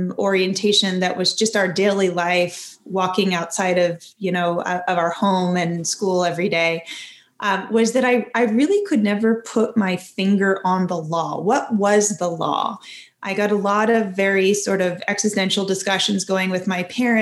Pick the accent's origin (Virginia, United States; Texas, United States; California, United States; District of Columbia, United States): District of Columbia, United States; Washington; I grew up in Washington, D.C., inside the Beltway